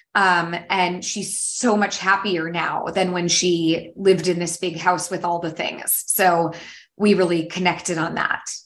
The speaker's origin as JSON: {"language": "English", "area": "San Francisco Bay Area", "region": "California", "country": "United States", "said": "I am from the San Francisco Bay Area, um, based in California."}